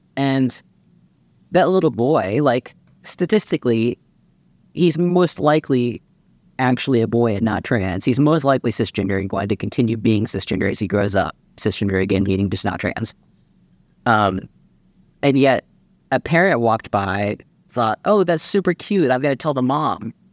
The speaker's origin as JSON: {"language": "English", "town": "Austin", "region": "Texas", "country": "United States", "tie": "born or raised there", "said": "I grew up in Austin, Texas"}